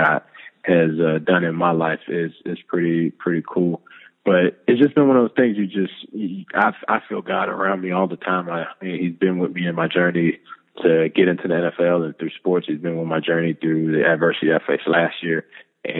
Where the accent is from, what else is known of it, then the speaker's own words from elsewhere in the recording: North Carolina, United States; moved away as an adult; I'm from North Carolina, and North Carolina is a big basketball state